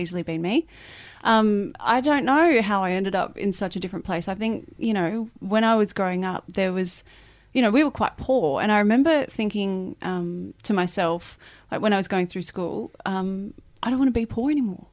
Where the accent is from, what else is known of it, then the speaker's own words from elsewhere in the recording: Muswellbrook, New South Wales, Australia; moved away; that's where I grew up, in Musselbrook